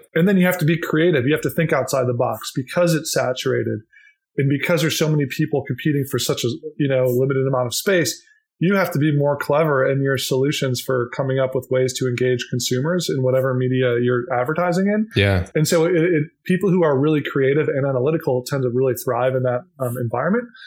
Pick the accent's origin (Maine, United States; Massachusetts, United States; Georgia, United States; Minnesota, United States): Minnesota, United States; I grew up in Minnesota